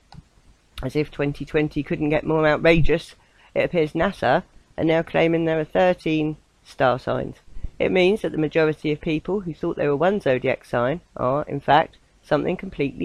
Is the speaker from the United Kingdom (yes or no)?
yes; southern England, United Kingdom; accent: southern; my southern accent